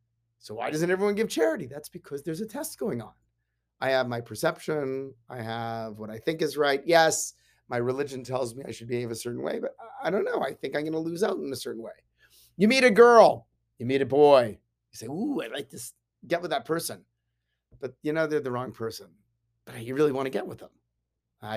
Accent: Canada; I grew up in Canada. I like hockey. I like curling, right?

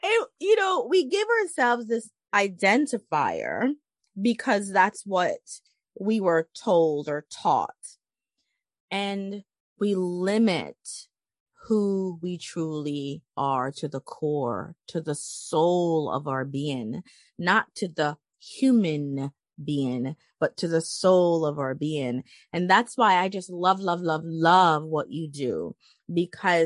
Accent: Jamaica; I'm from Jamaica, the island of Jamaica.

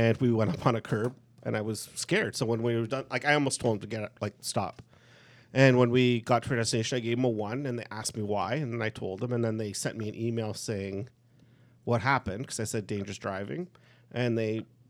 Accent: Burlington, Ontario, Canada; because we're from Burlington

